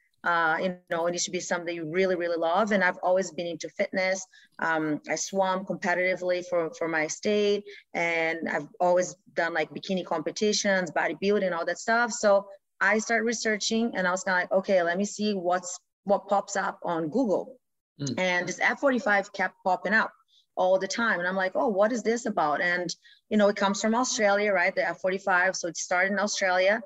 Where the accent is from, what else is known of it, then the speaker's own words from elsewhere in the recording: Brazil; moved away as an adult; now in Canada; I'm from Brazil. So I'm a physiotherapist, and I've moved here in 2007 to Canada